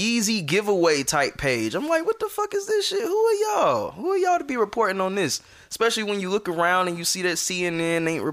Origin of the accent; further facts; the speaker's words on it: the South, United States; we're from the South